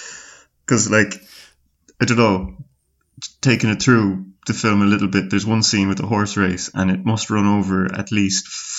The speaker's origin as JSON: {"language": "English", "town": "Galway", "region": "Connacht", "country": "Ireland"}